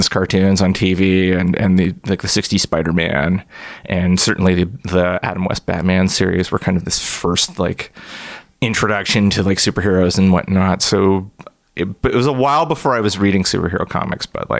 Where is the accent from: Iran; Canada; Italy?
Canada; Brampton, Ontario; I grew up in Brampton. It's like 45 minutes or so northwest of Toronto